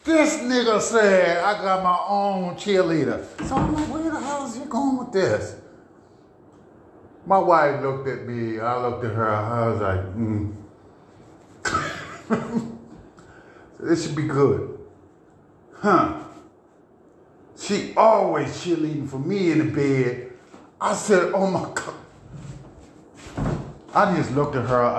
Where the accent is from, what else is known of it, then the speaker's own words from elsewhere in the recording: Baltimore, Maryland, United States; I'm from East Baltimore. That's what we do. The reason why we loud in East Baltimore, because in East Baltimore, we had mostly projects down there